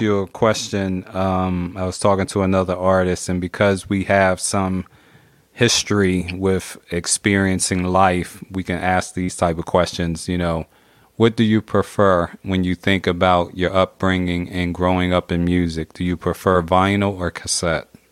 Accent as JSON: {"language": "English", "town": "Philadelphia", "region": "Pennsylvania", "country": "United States", "tie": "born or raised there", "said": "I'm in Philly, so I grew up in Philly"}